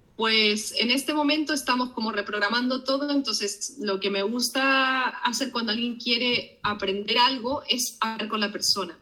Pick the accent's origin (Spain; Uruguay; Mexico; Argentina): Argentina; moved away; paisanos míos